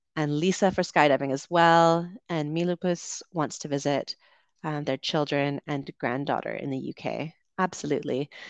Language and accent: English; Canada; now in Dominican Republic; I'm from Canada.